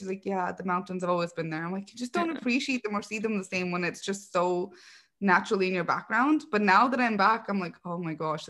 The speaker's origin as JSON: {"language": "English", "town": "Vancouver", "region": "British Columbia", "country": "Canada", "tie": "born or raised there", "also_born_or_lived": "Manchester", "moved": "as an adult", "said": "So I was born in Vancouver, Canada. My parents did get married in England and my older sister was born in England, but they moved to Vancouver a couple years before I was born. So me and my younger sister were born here."}